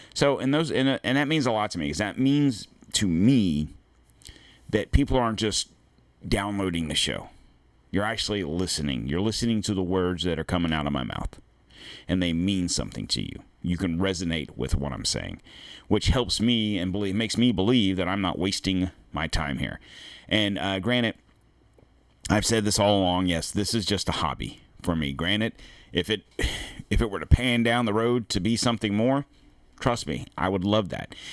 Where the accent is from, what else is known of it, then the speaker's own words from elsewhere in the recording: United States; We are American.